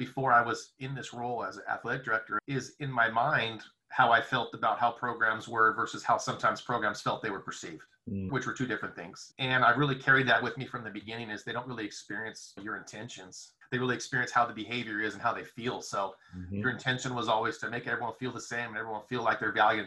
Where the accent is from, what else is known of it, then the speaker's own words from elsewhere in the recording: Seaside, California, United States; I grew up in the Monterey Seaside area